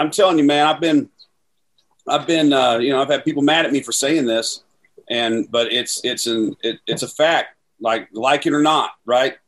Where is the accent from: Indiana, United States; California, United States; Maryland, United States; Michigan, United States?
Indiana, United States; Southern; we're from Southern Indiana